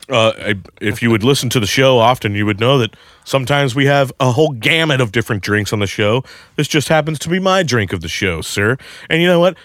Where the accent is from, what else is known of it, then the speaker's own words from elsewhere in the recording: Saint Charles, Missouri, United States; moved away; I'm from Saint Charles